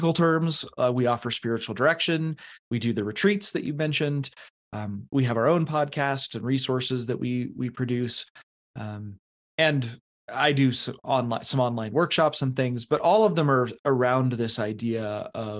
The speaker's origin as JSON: {"language": "English", "region": "eastern Colorado", "country": "United States", "tie": "born or raised there", "also_born_or_lived": "Canon City, Colorado", "said": "I grew up in Colorado, not in the mountains, out in the east"}